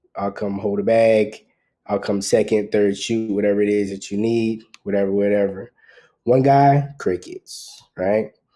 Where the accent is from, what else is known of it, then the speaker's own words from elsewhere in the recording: South Carolina, United States; moved away as an adult; also born or lived in Los Angeles; now in Atlanta, United States; Originally from South Carolina, but I spent a lot of time in Los Angeles